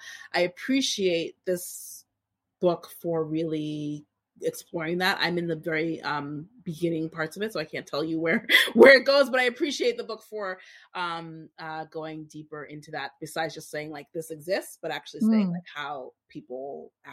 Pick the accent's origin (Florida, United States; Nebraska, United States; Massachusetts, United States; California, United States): Massachusetts, United States; Boston; We both grew up in Boston.